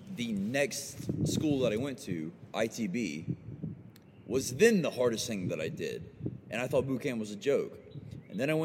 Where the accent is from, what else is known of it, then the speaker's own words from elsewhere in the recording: Mobile, Alabama, United States; moved away as an adult; I'm from Mobile, Alabama